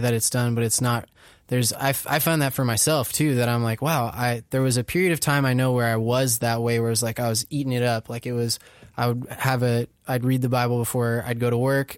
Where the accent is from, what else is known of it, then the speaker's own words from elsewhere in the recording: Orange County, California, United States; I grew up in Orange County